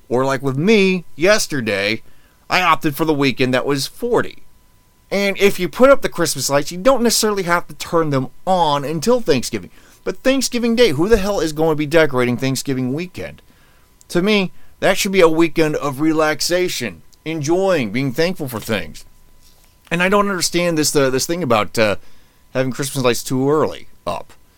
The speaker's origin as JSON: {"language": "English", "town": "Indianapolis", "region": "Indiana", "country": "United States", "tie": "born or raised there", "said": "I grew up in Indy"}